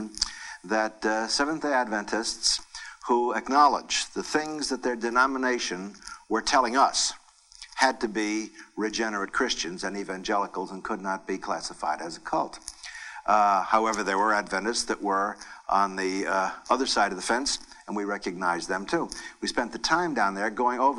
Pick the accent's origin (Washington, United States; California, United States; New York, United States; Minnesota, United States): California, United States; Mountain View; I grew up in Mountain View, California